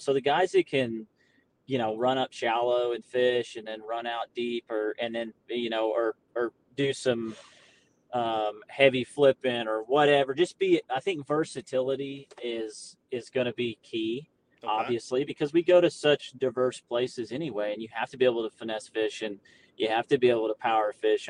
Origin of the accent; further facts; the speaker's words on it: Florida, United States; now in Arkansas, United States; I was raised in Florida, we we didn't live on the beach